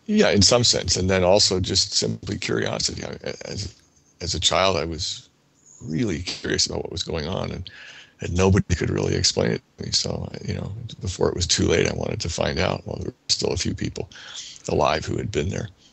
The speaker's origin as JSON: {"language": "English", "region": "New Jersey", "country": "United States", "tie": "born or raised there", "said": "As a as a child growing up in New Jersey, I was interested in animals and uh, machines"}